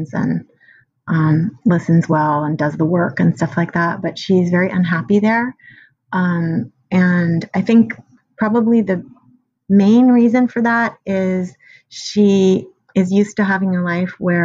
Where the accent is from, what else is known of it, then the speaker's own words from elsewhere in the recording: San Francisco, California, United States; I grew up in San Francisco, where that was a lot of my childhood experience.